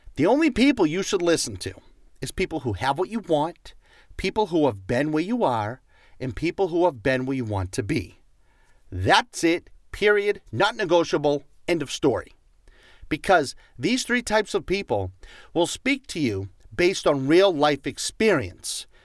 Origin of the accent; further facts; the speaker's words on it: Boston, Massachusetts, United States; accent: Boston; My Boston accent